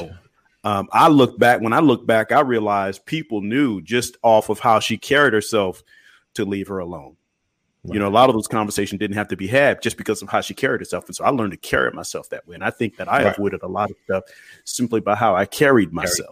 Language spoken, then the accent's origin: English; Memphis, Illinois, United States; I was born in Memphis